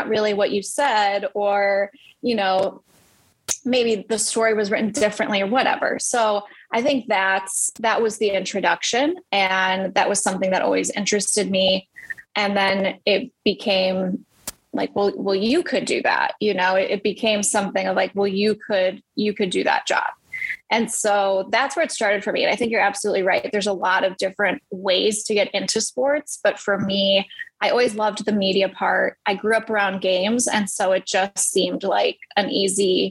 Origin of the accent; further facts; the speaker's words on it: Madison, Wisconsin, United States; I grew up in Madison, Wisconsin, born and raised, and it was a great place to grow up